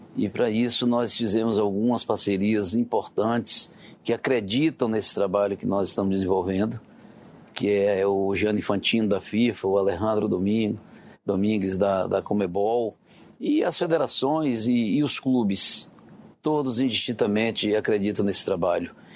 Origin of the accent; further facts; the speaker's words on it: Vitória da Conquista, Bahia, Brazil; eu nasci no interior da Bahia, em Vitória da Conquista, é uma cidade que fica no sudoeste da Bahia